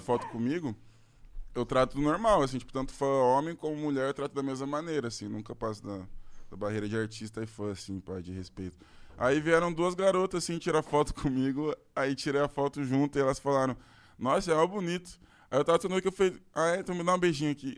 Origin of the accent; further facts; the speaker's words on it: Curitiba, Paraná, Brazil; Eu sou de Curitiba também